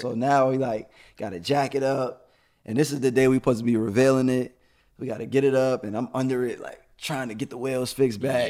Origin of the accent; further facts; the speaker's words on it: New York City, New York, United States; now in Atlanta, United States; I am from Brooklyn, New York